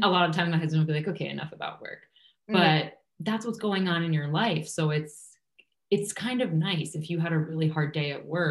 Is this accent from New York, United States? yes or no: yes; New York, United States; moved away as an adult; also born or lived in Kansas City, Missouri / Illinois; now in Chicago, United States; I grew up in New York. So my family is still here